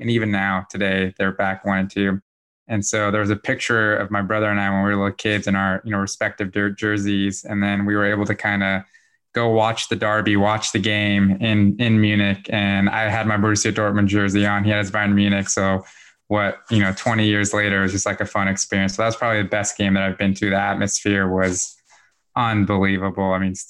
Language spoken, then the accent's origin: English; Bosnia & Herzegovina; also born or lived in Germany; now in United States; So I'm originally from Bosnia, from Europe. So I immigrated to the States back in 1997.